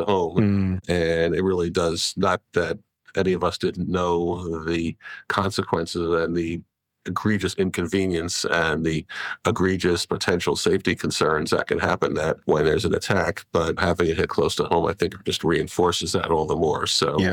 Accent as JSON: {"language": "English", "region": "New York", "country": "United States", "said": "I'm a New Yorker"}